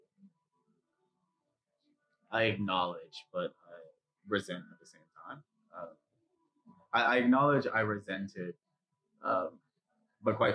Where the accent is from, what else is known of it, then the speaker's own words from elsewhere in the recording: New York City, New York, United States; I grew up in Jamaica, Queens, and Harlem